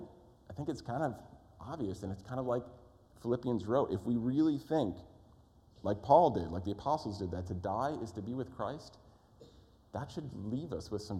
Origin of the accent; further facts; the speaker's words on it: East Coast, United States; moved away; I grew up on the East Coast.